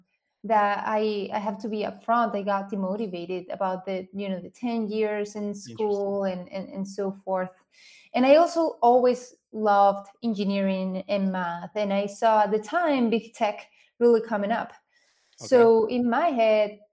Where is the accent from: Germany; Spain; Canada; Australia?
Spain; English is a second language; moved away as an adult; now in United States; I grew up in Spain